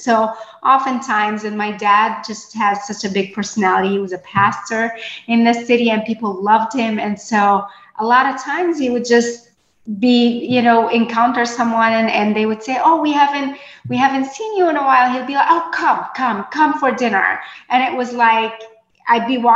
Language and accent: English; Port Said, Port Said Governorate, Egypt; moved away; I was born and raised in Port Said, Egypt